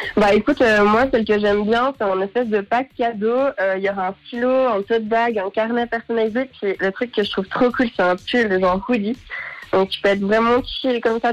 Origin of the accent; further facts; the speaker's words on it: Lausanne, Vaud, Switzerland; je viens de Lausanne